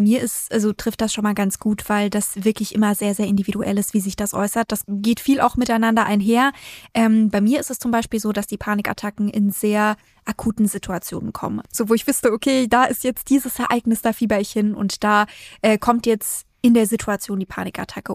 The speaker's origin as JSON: {"language": "German", "region": "Bavaria", "country": "Germany", "moved": "yes", "said": "ursprünglich komme ich aus Bayern, ich komme aus einer Familie, wo es viermal am Tag Fleisch und Wurst gab"}